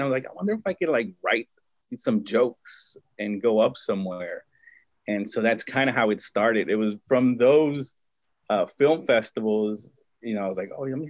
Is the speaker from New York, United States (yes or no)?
no; Compton, California, United States; I grew up in Compton, most of my life.